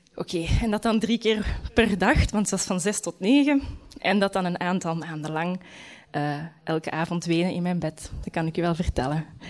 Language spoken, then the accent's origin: Dutch; Leuven, Flanders, Belgium; moved away as an adult; Misschien moet ik gewoon terug in Leuven gaan wonen. Ik kom van Leuven